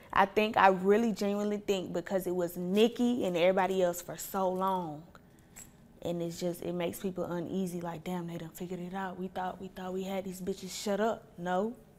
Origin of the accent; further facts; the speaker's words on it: Atlanta, Georgia, United States; also born or lived in Ohio / Clay County; I didn't realize how privileged I was growing up in Atlanta